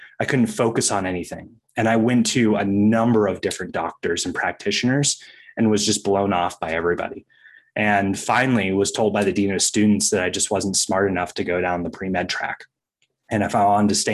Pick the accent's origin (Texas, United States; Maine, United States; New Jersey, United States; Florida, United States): Maine, United States; growing up in Maine